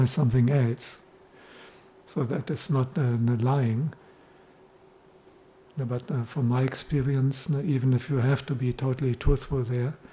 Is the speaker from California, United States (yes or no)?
yes; Los Angeles, California, United States; And I grew up in Los Angeles, and, and this is what we all did.